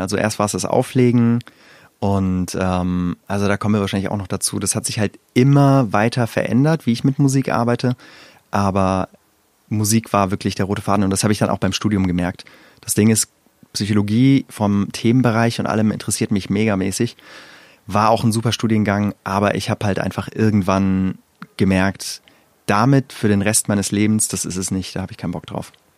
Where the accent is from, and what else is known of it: Wiesbaden, Hesse, Germany; born or raised there; moved away as an adult; also born or lived in Iran; now in Berlin, Germany